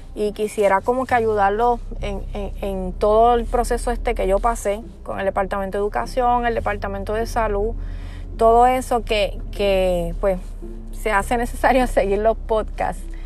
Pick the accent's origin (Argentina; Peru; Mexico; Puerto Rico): Puerto Rico; yo soy de Puerto Rico